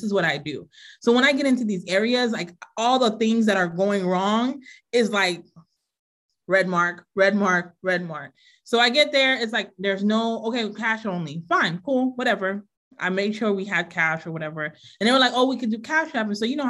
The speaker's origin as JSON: {"language": "English", "region": "Florida", "country": "United States", "tie": "born or raised there", "moved": "yes", "lives_now": "Waltham, United States", "said": "I grew up in Florida"}